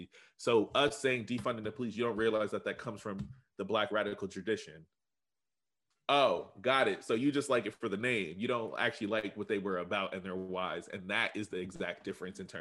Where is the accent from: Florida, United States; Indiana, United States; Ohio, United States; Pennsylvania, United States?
Pennsylvania, United States; Reading; Reading, we're all brown and poor